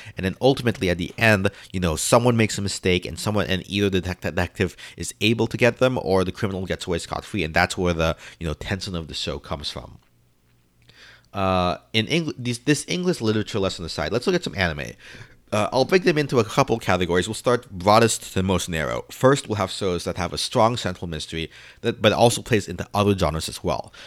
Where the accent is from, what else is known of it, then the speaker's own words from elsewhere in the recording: New York City, New York, United States; as a New Yorker